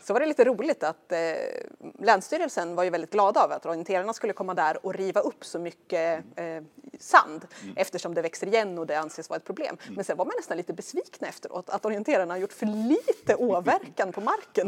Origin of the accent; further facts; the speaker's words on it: Stigtomta, Södermanland, Sweden; now in Brösarp, Sweden; är ju glad sörmlänning och kommer från eh, det lilla samhället Stigtomta utanför Nyköping.